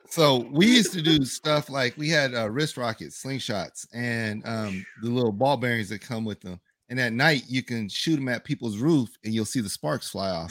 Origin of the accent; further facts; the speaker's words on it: 100 miles north of LA, South Central California, United States; now in Las Vegas, United States; I'm from California, and where I'm from um, is South Central California. It's 100 miles north